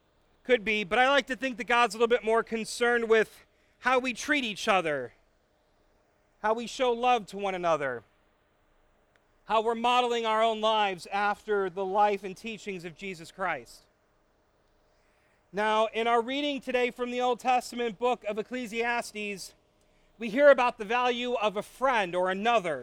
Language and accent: English; Illinois, United States; now in Michigan, United States; I am from Illinois